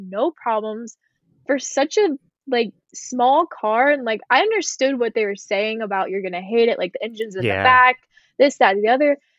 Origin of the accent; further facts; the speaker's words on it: Texas, United States; I was a driver from Texas